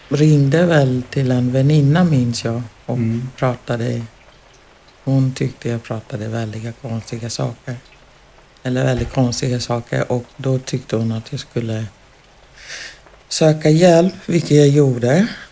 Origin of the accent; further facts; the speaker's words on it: Uganda; now in Sweden; jag ville hem tillbaka till Uganda